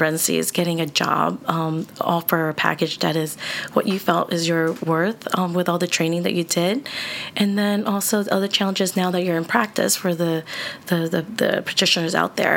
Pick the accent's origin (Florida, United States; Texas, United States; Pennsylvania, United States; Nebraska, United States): Pennsylvania, United States; Philadelphia; I grew up in South Philly area